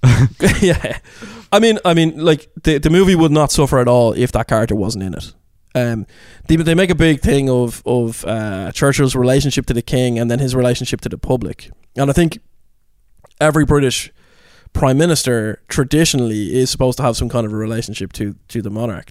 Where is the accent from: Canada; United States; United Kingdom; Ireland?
Ireland; being Irish